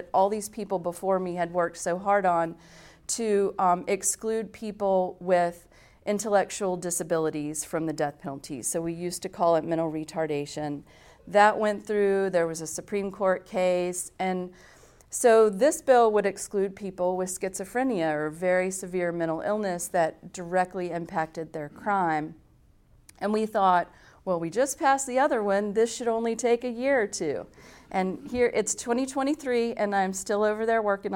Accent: Southern Pines, North Carolina, United States; moved away as an adult; also born or lived in New York; I grew up in Southern Pines, and it's a small little beautiful town

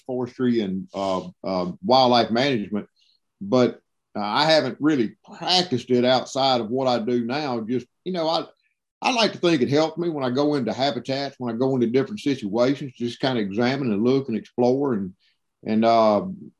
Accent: Mississippi, United States; I'm born and raised in Mississippi

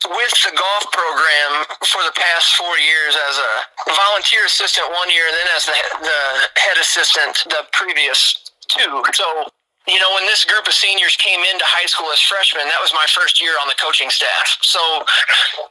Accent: Chester, Illinois, United States; now in Princeton, United States; Originally, I'm from Southern Illinois. I'm from a small town called Chester, Illinois. It's about an hour 15 south of St. Louis, right along the Mississippi, little river town, you know. So I grew up my whole life being called a river rat

